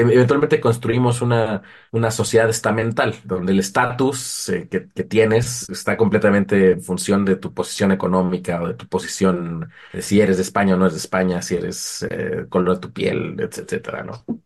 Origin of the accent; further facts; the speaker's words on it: Mexico; also born or lived in Uppsala, Sweden; como mexicano